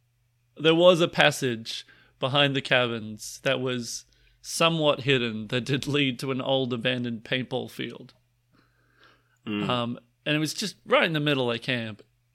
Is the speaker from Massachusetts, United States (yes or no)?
yes; Boston, Massachusetts, United States; Boston. Boston. I'm from Boston.